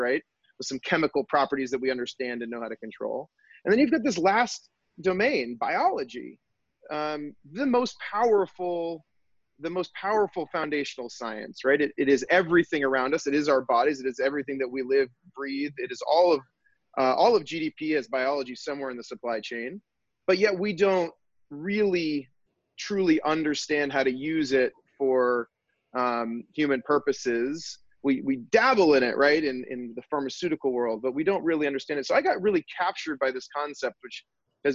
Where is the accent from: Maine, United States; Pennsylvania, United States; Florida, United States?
Maine, United States; Bangor; also born or lived in New Hampshire / Wyoming; now in Boston, United States; I grew up in Maine, actually, way up near Bangor, Maine, in the center part of the state.